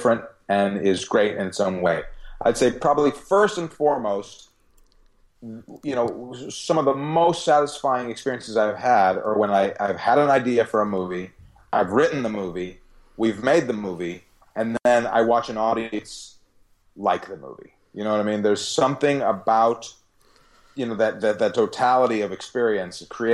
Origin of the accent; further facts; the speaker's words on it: Chicago, Illinois, United States; moved away as an adult; also born or lived in Hollywood; now in Los Angeles, United States; I'm from Chicago.